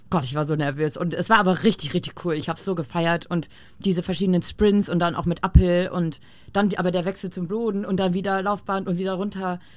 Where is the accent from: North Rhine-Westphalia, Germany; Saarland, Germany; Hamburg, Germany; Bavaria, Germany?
Hamburg, Germany; also born or lived in Berlin; Anfang 2017, ich war neu, also wieder zurück in Hamburg. Ich bin ja gebürtige